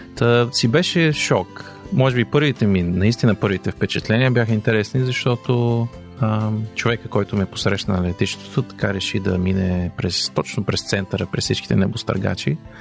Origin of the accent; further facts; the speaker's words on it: Bulgaria; moved away as an adult; нашата задача като българи е да запазим българското